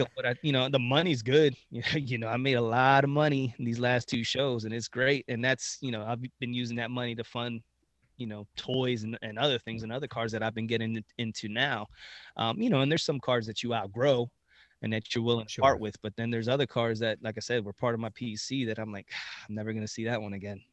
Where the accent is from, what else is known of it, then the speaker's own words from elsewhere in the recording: Reading, Pennsylvania, United States; we are actually uh, born in Reading, Pennsylvania